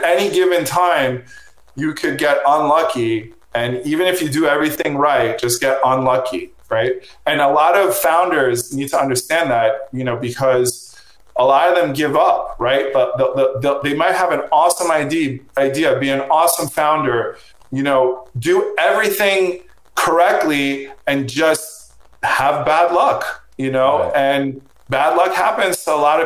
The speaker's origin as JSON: {"language": "English", "area": "Long Island", "region": "New York", "country": "United States", "tie": "born or raised there", "also_born_or_lived": "Brooklyn", "said": "I grew up in Long Island and then moved to the city when I was 18."}